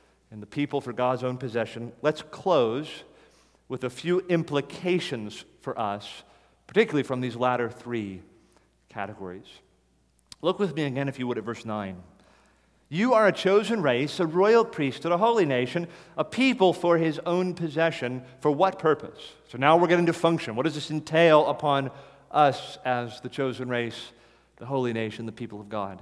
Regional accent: United States; as an American

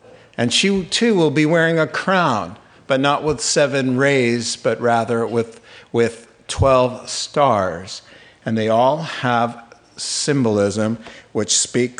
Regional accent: Long Island, New York, United States; as a kid growing up in Long Island, New York

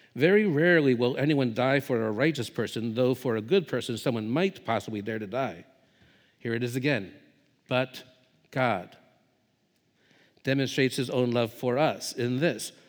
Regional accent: United States; moved away as an adult; also born or lived in Southeast Asia; as an American

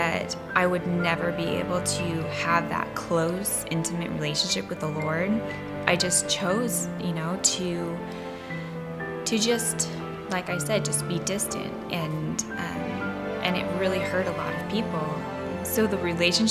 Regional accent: Olympia, Washington, United States; moved away as an adult; we just moved to the area recently, and we're originally from Olympia

